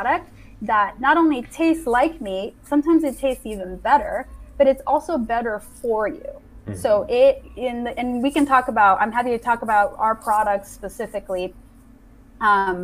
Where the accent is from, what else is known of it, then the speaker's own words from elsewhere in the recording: Mexico; I was born and raised in Mexico.